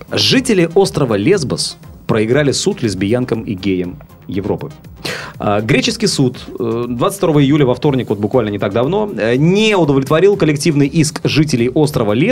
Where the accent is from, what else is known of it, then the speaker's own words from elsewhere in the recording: Sevastopol, Ukraine; Как хорошо, что я севастополец.